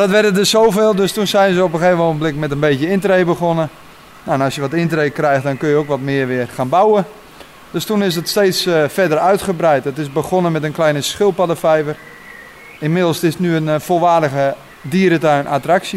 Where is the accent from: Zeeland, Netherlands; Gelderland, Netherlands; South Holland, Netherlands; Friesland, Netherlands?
Friesland, Netherlands; now in Lutten, Netherlands; Ik kom van oorsprong uit Friesland